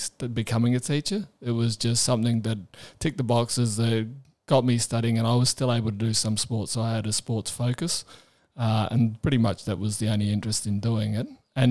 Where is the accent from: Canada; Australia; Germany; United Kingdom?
Australia; Adelaide, South Australia; I was growing up in Adelaide